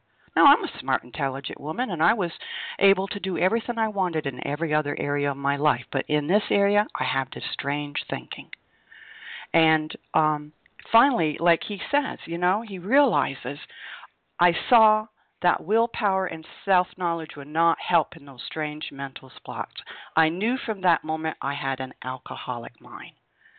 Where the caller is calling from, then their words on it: Vermont, United States; I am calling you from Vermont.